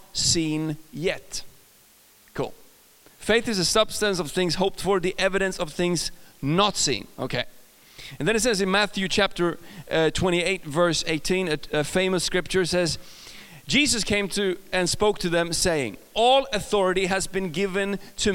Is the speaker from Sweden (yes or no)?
yes; Sweden; accent: Swedish; English is a second language; I'm from Sweden